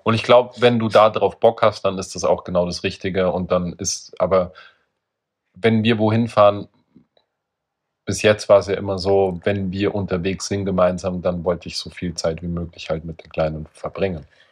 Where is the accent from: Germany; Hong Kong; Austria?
Austria; Ich war halt als Österreicher auf einer deutschen Schule.